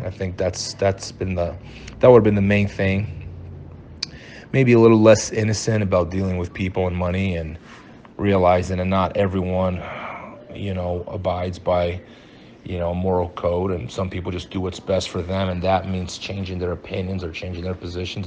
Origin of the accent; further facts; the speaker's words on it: Brazil; now in United States; I moved to Brazil when I was five years old, and uh, I went to school in Brazil